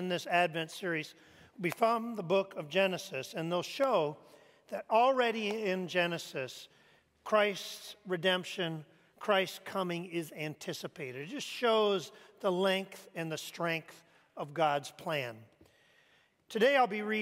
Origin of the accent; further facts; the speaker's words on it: Canada; moved away; I grew up in Canada